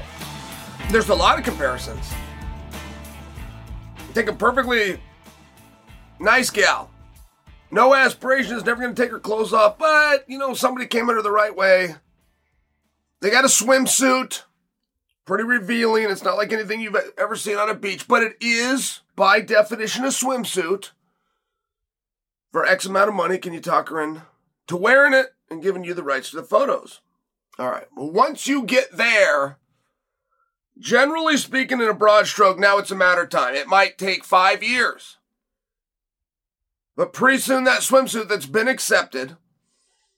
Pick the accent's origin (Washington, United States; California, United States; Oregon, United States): Oregon, United States; West Linn; I was born in West Lynn, but I will die in West Lynn. I will never leave.